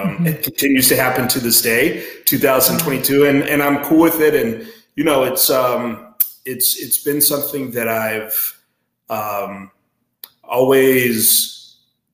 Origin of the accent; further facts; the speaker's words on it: Denver, Colorado, United States; now in Midwest, United States; growing up in Denver